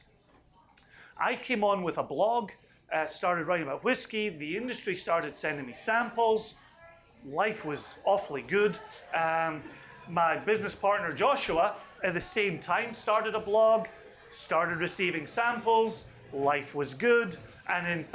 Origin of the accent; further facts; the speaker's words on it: Scotland, United Kingdom; moved away as an adult; also born or lived in Aberdeen, Scotland / Eastern Washington, United States; now in Virginia, United States; even though I'm Scottish, I grew up hating whiskey. I grew up in a blue-collar family.